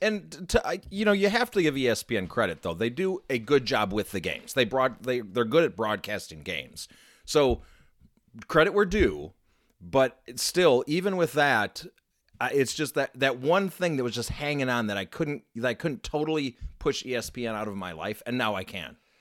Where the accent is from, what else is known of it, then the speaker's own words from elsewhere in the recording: Chicago, Illinois, United States; now in Minnesota, United States; I grew up in Chicago area